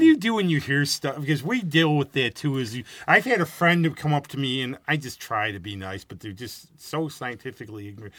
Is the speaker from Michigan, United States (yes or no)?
no; Rochester area, New York, United States; I grew up here